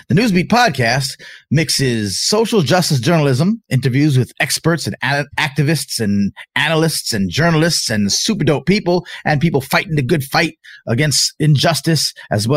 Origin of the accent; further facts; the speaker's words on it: Long Island, New York, United States; We are originally from Long Island, New York.